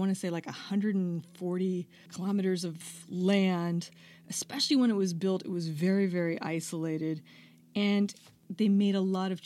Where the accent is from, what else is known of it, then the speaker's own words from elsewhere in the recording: Boulder, Colorado, United States; I'm from Boulder